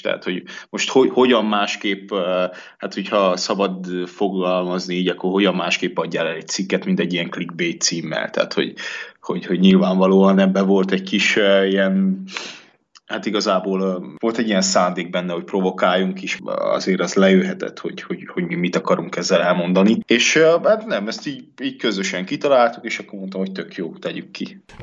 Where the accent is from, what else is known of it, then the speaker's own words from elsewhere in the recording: Transylvania, Romania; én erdélyi vagyok